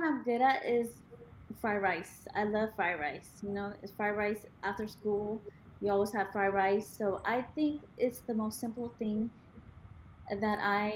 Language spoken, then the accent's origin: English; Sacramento, California, United States; I grew up in Sacramento